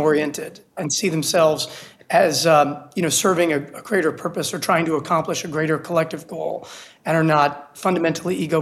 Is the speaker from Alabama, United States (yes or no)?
no; New York City, New York, United States; moved away as an adult; also born or lived in Washington, D.C. / Virginia; now in Miami, United States; I'm from New York City, only child, born in Brooklyn, grew up on the Lower East Side of Manhattan